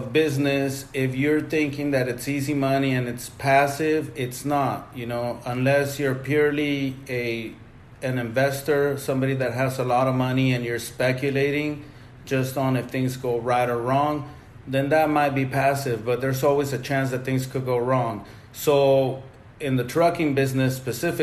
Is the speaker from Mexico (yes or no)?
yes; Mexico; moved away; I grew up in Mexico